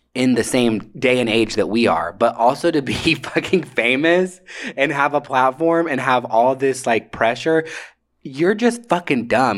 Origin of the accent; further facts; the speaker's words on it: Atlanta, Georgia, United States; I grew up in Atlanta